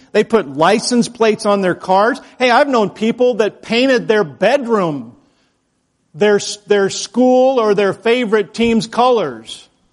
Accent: Idaho, United States; moved away; I'm from Idaho

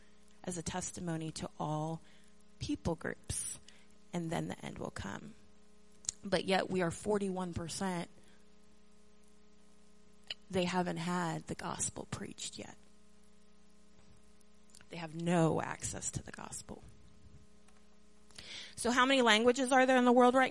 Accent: Maryland, United States; now in North Carolina, United States; I grew up in Maryland

